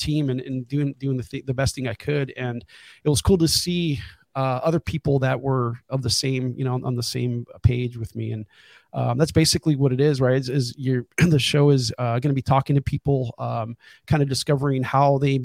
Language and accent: English; Oceanside, California, United States; now in San Diego, United States; I grew up in Oceanside. I was born in Central California, raised in Oceanside, California, spent, latter part of my teenage years here